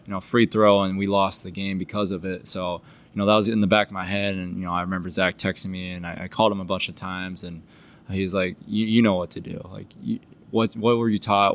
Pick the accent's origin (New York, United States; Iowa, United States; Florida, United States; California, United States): Iowa, United States; we're from Iowa